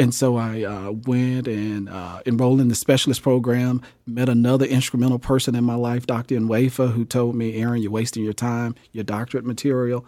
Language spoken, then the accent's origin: English; Jackson, Mississippi, United States; moved away as an adult; now in Topeka, United States; growing up in Jackson, Mississippi, I graduated in nineteen ninety-seven from, uh, Gemmill High School